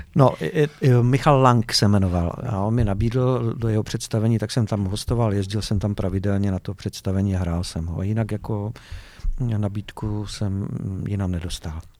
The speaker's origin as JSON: {"language": "Czech", "town": "Ostrava", "region": "Moravian-Silesian Region", "country": "Czechia", "tie": "born or raised there", "also_born_or_lived": "Vítkov", "said": "Já jsem se narodil ve Vítkově, ale když jsem měl rok, tak jsem se přestěhoval do Ostravy."}